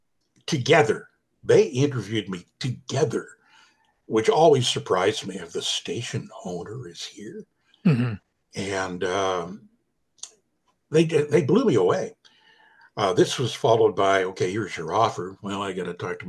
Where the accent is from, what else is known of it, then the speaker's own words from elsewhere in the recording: Ottawa, Ontario, Canada; also born or lived in Halifax, Nova Scotia / Kingston; Ottawa, my hometown